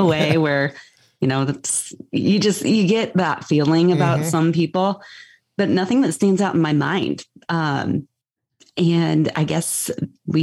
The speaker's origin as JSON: {"language": "English", "town": "Greeley", "region": "Colorado", "country": "United States", "tie": "born or raised there", "said": "I actually grew up in Greeley"}